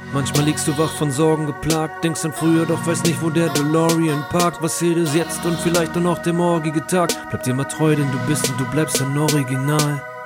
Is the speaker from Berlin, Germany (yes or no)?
yes; Berlin, Germany; ich bin Berliner, äh, mein Leben lang in Berlin gewesen, hier aufgewachsen und geboren